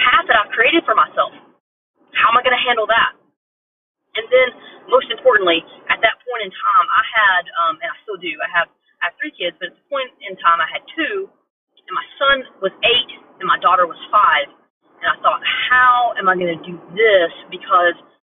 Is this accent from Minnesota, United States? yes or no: no; Asheville, North Carolina, United States; also born or lived in Midwest; now in Charleston, United States; I'm from the South originally. I'm from Asheville, North Carolina